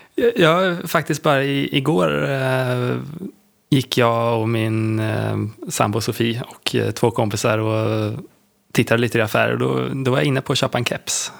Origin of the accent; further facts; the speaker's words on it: Linköping, Östergötland, Sweden; en mäklarfirma i Linköping där jag kommer ifrån